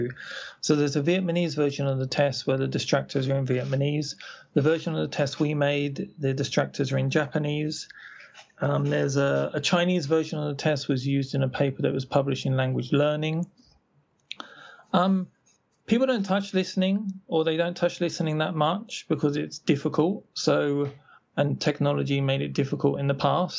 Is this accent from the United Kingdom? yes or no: yes; United Kingdom; moved away as an adult; I was born in Britain, and I grew up there until I left when I was about 22.